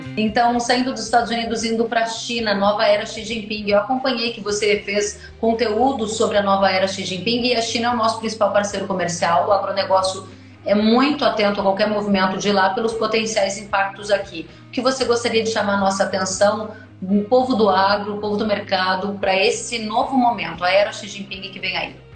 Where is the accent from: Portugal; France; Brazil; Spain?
Brazil; Rio Grande do Sul; como boa gaúcha que sou